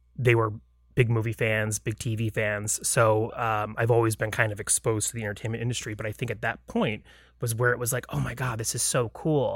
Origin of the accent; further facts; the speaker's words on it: Lake Mary, Florida, United States; I grew up outside of Orlando in a town called Lake Mary, Florida